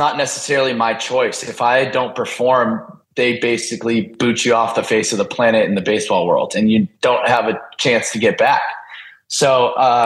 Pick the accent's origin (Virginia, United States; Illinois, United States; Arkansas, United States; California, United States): California, United States; Del Mar; moved away as an adult; now in Philadelphia, United States; I grew up in Del Mar, pretty close to the beach